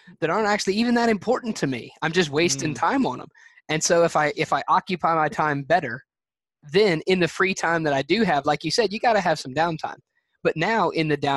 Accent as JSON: {"language": "English", "region": "Alabama", "country": "United States", "said": "I'm a guy from Nowheresville, Alabama"}